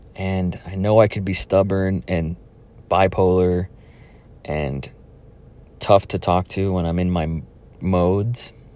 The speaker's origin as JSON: {"language": "English", "town": "Donna", "region": "Texas", "country": "United States", "tie": "born or raised there", "moved": "yes", "said": "Donna, my hometown"}